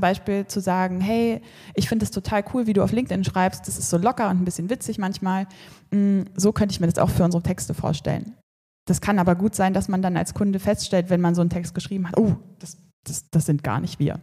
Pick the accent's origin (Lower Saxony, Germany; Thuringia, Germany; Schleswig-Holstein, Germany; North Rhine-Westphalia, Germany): Thuringia, Germany; Erfurt; moved away as an adult; ich bin in Erfurt aufgewachsen